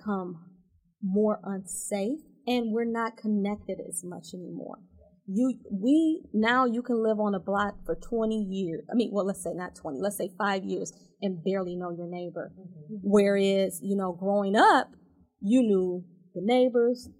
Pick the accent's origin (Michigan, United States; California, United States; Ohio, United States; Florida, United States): Michigan, United States; Detroit; I grew up in Detroit. I, you know, went through DPS